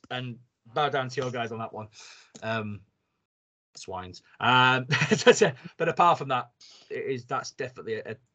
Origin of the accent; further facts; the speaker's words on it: United Kingdom; British, you go and you measure things on how much a pint of beer is. Um, it's just what you do as a Brit.